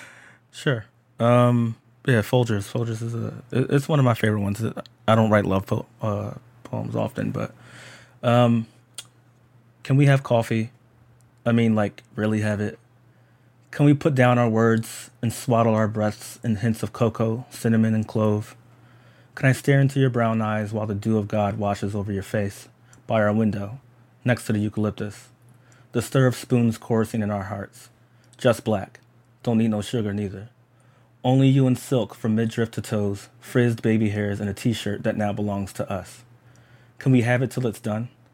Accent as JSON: {"language": "English", "town": "Philadelphia", "region": "Pennsylvania", "country": "United States", "said": "I'm just a black person from Philadelphia and that I'm American"}